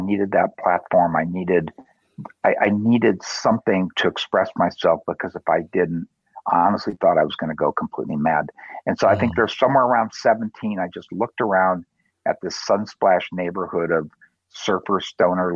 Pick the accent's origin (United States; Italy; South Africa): United States; Southern California; I grew up in Southern California in a suburban neighborhood, cookie cutter homes